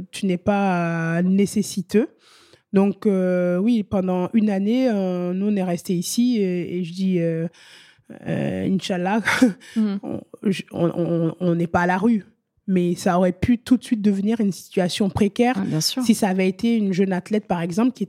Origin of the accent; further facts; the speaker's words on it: France; quand on revient en France parce que on est français